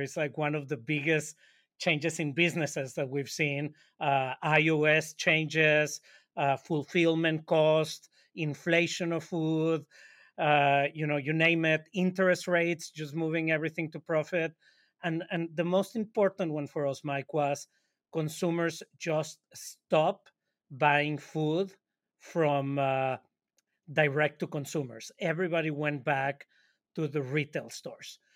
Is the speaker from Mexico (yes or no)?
yes; Monterrey, Nuevo León, Mexico; now in New York, United States; We're both from Monterrey, Mexico, and we live in New York